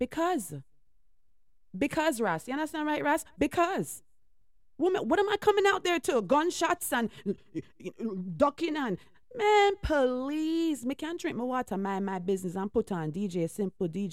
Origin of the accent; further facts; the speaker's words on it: United States; I was born here